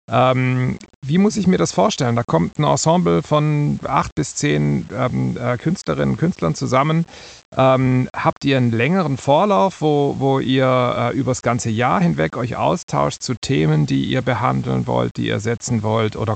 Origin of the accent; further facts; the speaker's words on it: Germany; now in Switzerland; im, im, Gegensatz zu mir, der ich als Deutscher in der Schweiz bleibe